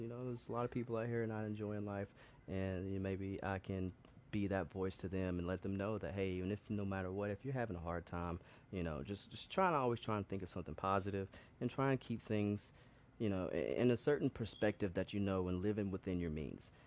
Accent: Birmingham, Alabama, United States; moved away as an adult; also born or lived in New York; I come from Birmingham, Alabama

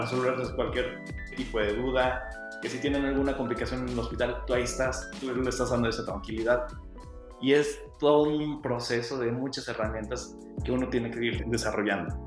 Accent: San Luis Potosí, Mexico; moved away as an adult; regreso a San Luis, que es mi tierra, están mis amigos, está mi familia

